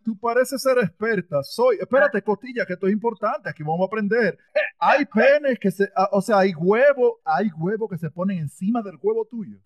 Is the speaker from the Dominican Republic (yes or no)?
yes; Dominican Republic; yo soy dominicano